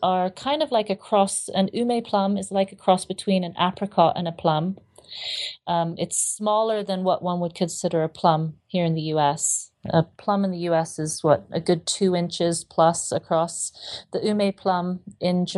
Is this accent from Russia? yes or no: no; Hong Kong; moved away; also born or lived in Southeast Asia; I grew up in Hong Kong